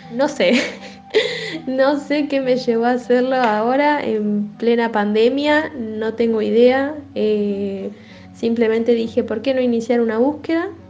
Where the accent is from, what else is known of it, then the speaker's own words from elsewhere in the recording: Buenos Aires, Argentina; soy de Buenos Aires, porque mi documento dice eso